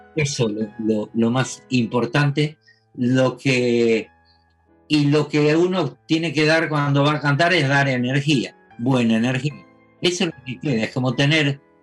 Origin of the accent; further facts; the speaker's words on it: Argentina; yo soy argentino